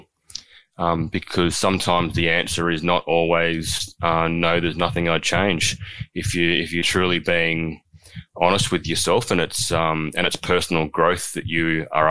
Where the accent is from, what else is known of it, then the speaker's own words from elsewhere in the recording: Canberra, Australian Capital Territory, Australia; I remember growing up in Canberra, fortnightly trips to Batemans Bay to spend the weekend with grandparents